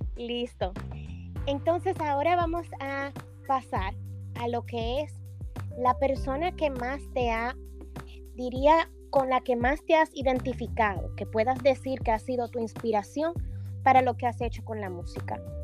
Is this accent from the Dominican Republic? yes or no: yes; Dominican Republic; moved away; mi tierra bella, la isla de la Quisqueya hermosa y vamos a viajar a República Dominicana